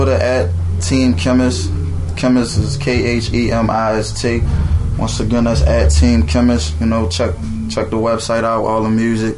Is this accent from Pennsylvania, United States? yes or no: yes; Philadelphia, Pennsylvania, United States; I'm a boy from Logan